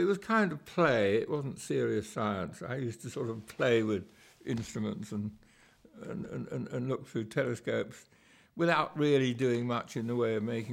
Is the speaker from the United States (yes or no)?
no; London, United Kingdom; I was brought up in London, where my father had his observatory